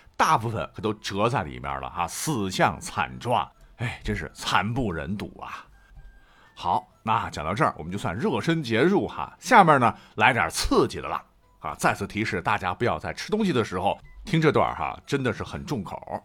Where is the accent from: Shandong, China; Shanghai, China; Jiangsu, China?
Shandong, China; 我们山东人